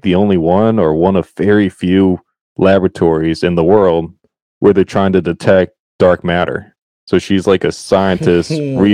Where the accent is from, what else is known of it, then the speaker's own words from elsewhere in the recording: Connecticut, United States; moved away as an adult; now in Rhode Island, United States; Connecticut, born and raised.